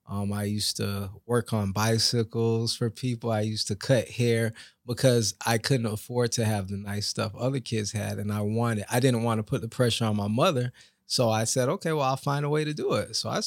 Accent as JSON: {"language": "English", "town": "Lake Worth", "region": "Florida", "country": "United States", "tie": "born or raised there", "said": "I was raised in Lake Worth, Florida, around a lot of drug neighborhood, drug-infested neighborhood, and as a young man, you're looking to see what you can model."}